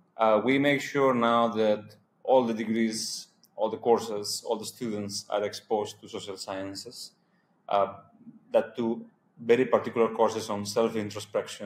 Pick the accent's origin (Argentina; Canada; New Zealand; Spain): Spain; moved away as an adult; also born or lived in Hungary / Colombia; now in India; I come from Spain